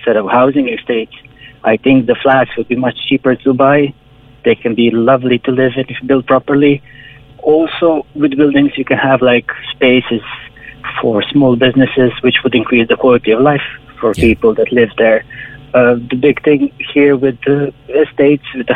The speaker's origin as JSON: {"language": "English", "country": "Croatia", "moved": "as an adult", "lives_now": "Ireland", "said": "I'm from Croatia"}